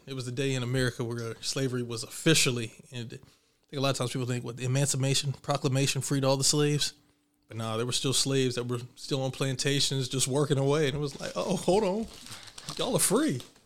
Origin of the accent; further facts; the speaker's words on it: Southwest Virginia, United States; I grew up in Southwest Virginia